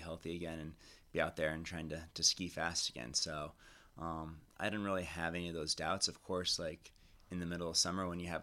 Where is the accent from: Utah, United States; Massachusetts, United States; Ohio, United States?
Utah, United States; hometown of the 2002 Olympics; having the Olympics in my hometown